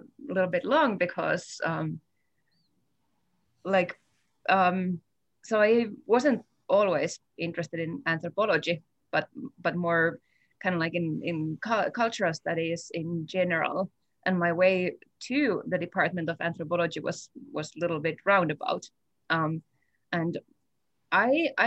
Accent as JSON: {"language": "English", "region": "northern Finland", "country": "Finland", "tie": "born or raised there", "also_born_or_lived": "Helsinki, Finland", "moved": "as an adult", "lives_now": "Fairbanks, United States", "said": "I'm originally from Finland. I grew up in northern Finland, bordering the traditional lands of the indigenous Sami people"}